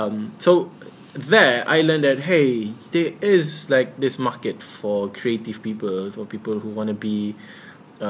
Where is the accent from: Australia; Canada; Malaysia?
Malaysia; Kota Kinabalu, Sabah; I come from Kota Kinabalu Sabah